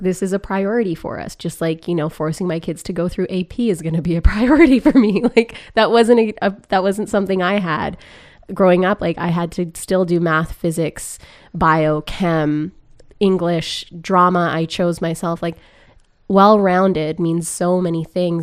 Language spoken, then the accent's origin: English; Grande Prairie, Alberta, Canada; moved away; I grew up in Grand Prix, Alberta